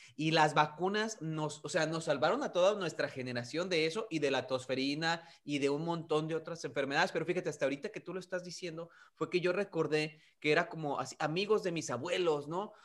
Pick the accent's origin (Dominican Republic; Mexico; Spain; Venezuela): Mexico; now in United States; nacimos en México, que crecimos en México